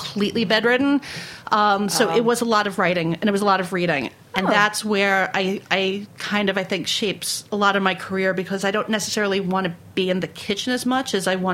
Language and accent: English; New York City, New York, United States; accent: Brooklyn; we grew up in South Brooklyn